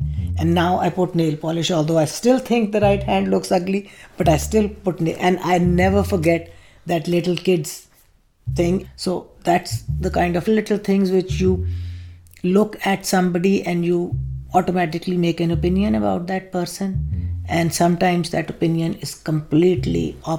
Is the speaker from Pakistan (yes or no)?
yes; Pakistan; now in United States; my being Pakistani. It has nothing to do with me being a Muslim woman.